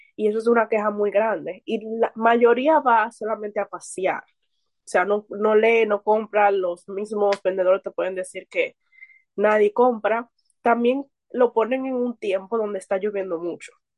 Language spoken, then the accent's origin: Spanish; Santo Domingo, Distrito Nacional, Dominican Republic; soy de República Dominicana más específico Santo Domingo, que es la capital.